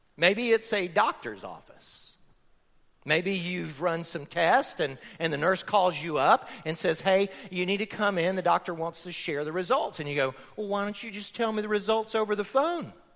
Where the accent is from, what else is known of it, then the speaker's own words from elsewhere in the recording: Florida, United States; I grew up in Florida on a farm.